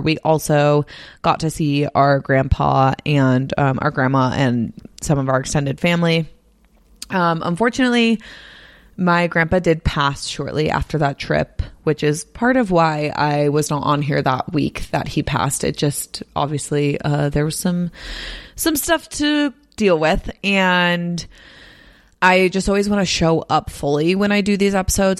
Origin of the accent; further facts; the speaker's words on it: Bay Area, California, United States; moved away as an adult; also born or lived in Nashville / Los Angeles / San Diego; now in Salt Lake City, United States; I grew up in the Bay Area, then I moved to Nashville for college, then I moved to L A for work, then I moved to San Diego for work, and now I'm in Salt Lake City